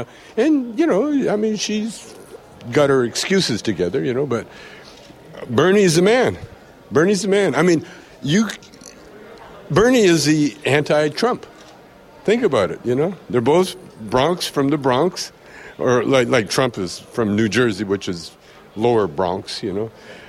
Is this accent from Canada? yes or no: yes; Canada; And when I say yes, because I'm still Canadian.